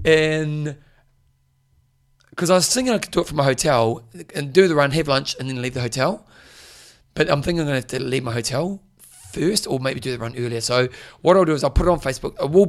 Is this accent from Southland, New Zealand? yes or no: no; Christchurch, Canterbury, New Zealand; when I was a kid, we lived over in Hamilton.